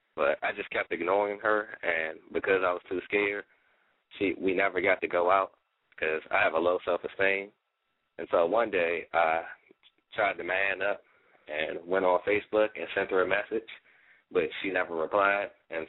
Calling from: Washington, District of Columbia, United States; I'm calling from Washington, D.C., and I'm 17 years old.

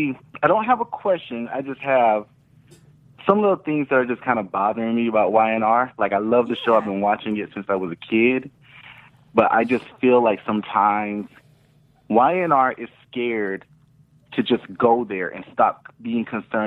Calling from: Austin, Texas, United States; Austin, Texas.

